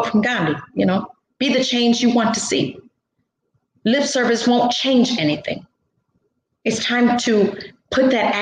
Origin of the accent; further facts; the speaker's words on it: Gary, Indiana, United States; also born or lived in Mexico; I was raised in Gary